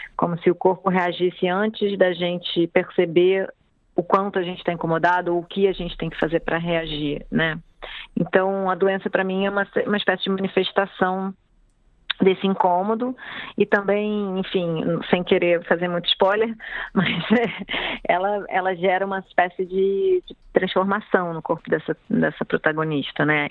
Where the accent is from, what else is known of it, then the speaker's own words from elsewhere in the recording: Rio de Janeiro, Brazil; eu sou moradora do Rio, nasci no Rio, né, morei minha vida praticamente inteira na cidade